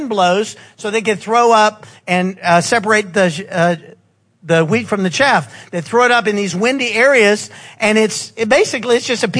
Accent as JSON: {"language": "English", "region": "the South", "country": "United States", "said": "we're from the South"}